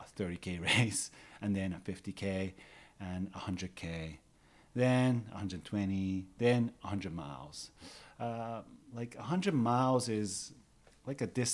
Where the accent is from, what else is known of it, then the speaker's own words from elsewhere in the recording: Nagano, Japan; now in Takao, Tokyo, Japan; I was born in Nagano, where there's a lot of mountains.